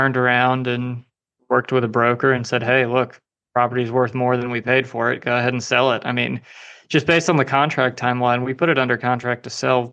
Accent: Southeast, United States; I'm originally from the Southeast.

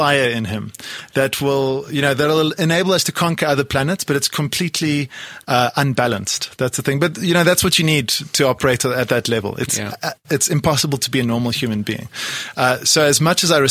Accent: Poland; now in South Africa; I come from Poland originally. I was born in Poland.

